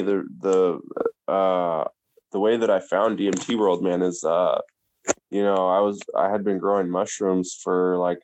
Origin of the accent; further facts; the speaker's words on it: Tacoma, Washington, United States; my hometown of Washington, hometown Tacoma, Washington.